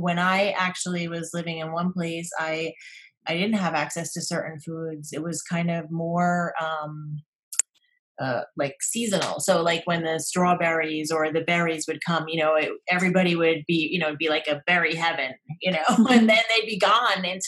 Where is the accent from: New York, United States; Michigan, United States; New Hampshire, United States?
New York, United States; New York metropolitan area, United States; moved away; I grew up in the United States in the New York metropolitan area and we had everything